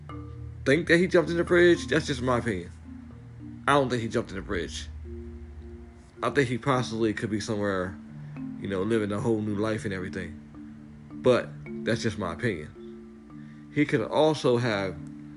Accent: Delaware, United States; we're from Delaware, so it ain't that big.

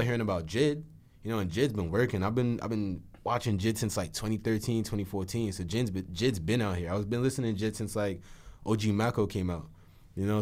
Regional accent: New Jersey, United States; being from here

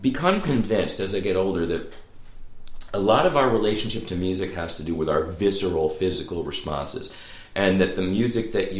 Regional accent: Long Island, New York, United States; moved away; also born or lived in Louisiana; growing up in Long Island

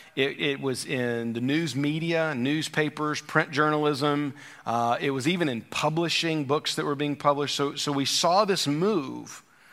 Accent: Deep South, United States; now in Virginia; We've become such a melting pot here in Virginia. But I grew up in the Deep South, and culture changed last and still does in a lot of ways in the Deep South or in the Southeast.

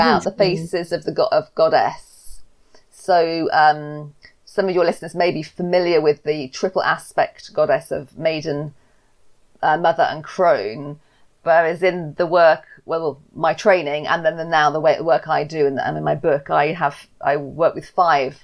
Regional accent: England, United Kingdom; I'm English. I've lived in the UK my whole life.

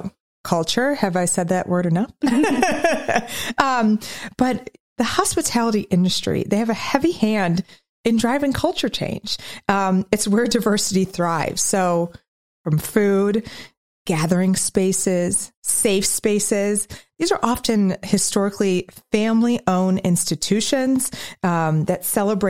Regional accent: Midwest, United States; as a Midwesterner

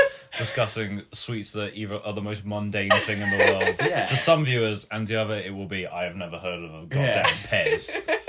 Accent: Linlithgow, Scotland, United Kingdom; I'm from Linlithgow, which is near Stirling.

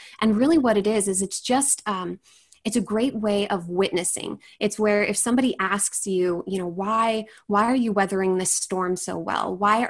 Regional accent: Puyallup, Washington, United States; So I'm from Washington State. I'm from a town called Puyallup. It's about probably about 30 minutes from Seattle.

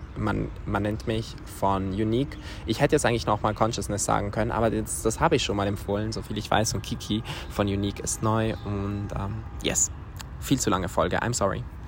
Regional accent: Switzerland; Und dann hab ich so gesagt, aus der Schweiz

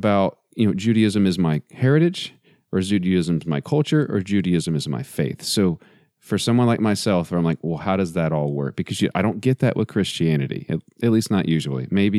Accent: Texas, United States; I was born in Texas.

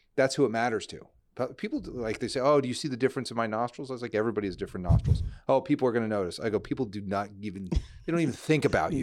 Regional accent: New Jersey, United States; moved away as an adult; also born or lived in Nashville / New York; grew up in New Jersey

